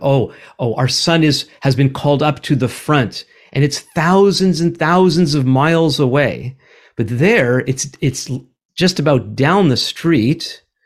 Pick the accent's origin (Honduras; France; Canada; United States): Canada; Montreal, Quebec; also born or lived in Vancouver; now in Ottawa, Canada; We are both from Montreal.